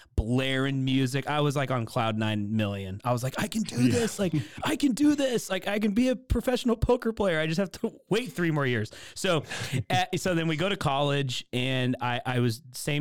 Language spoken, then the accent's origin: English; Portland, Oregon, United States; I grew up in Portland, Oregon, where I'm from.